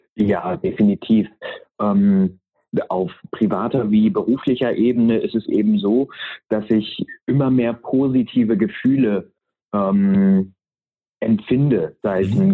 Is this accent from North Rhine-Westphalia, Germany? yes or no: no; near Uelzen, Lüneburg Heath, Lower Saxony, Germany; Ich bin bei Uelzen in der Lüneburger Heide geboren ähm, und bin Sohn eines Pastors, mhm. bin also sehr, sehr christlich und äh, altruistisch